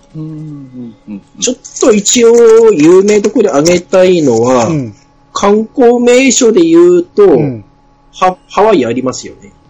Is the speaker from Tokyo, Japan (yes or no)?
no; Fukushima, Japan; うちの地元